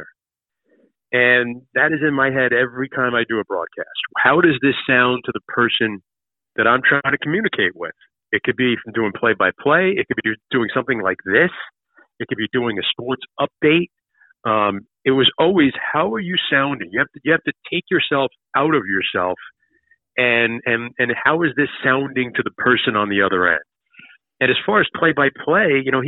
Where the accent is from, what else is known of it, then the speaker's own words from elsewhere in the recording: Yonkers, New York, United States; I'm a kid from Yonkers, New York